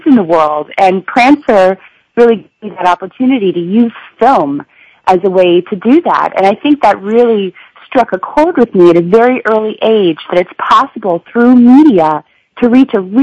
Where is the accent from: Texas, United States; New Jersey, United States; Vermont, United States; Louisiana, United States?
Vermont, United States; I'm from Vermont